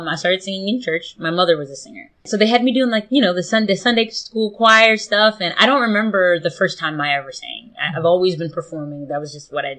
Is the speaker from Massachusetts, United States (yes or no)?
no; Smyrna, Delaware, United States; I'm from Smyrna, Delaware, which at the time was pretty rural.